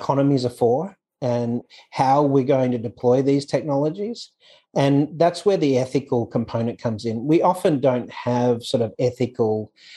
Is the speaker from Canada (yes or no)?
no; Australia; moved away as an adult; also born or lived in Hong Kong / Dubai, United Arab Emirates / United States; now in Thailand; I was born in Australia, obviously, but I left Australia in 99